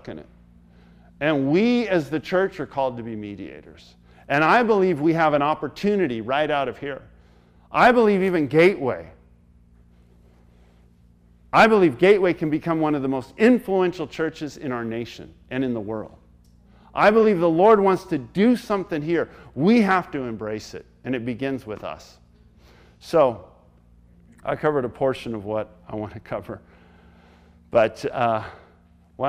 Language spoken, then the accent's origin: English; United States; We, as American people